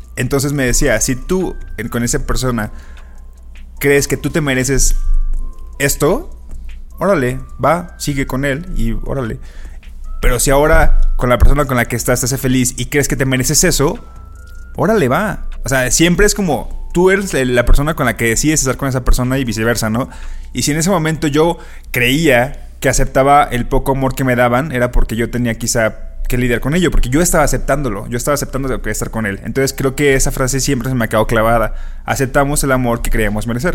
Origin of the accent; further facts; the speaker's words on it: Mexico; como mexicanos